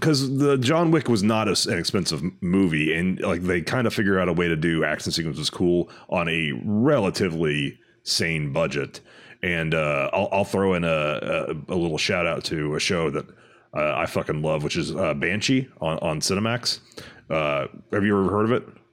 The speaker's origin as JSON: {"language": "English", "region": "Texas", "country": "United States", "moved": "yes", "lives_now": "California, United States", "said": "I am from Texas, which is a red state, and moved out to California."}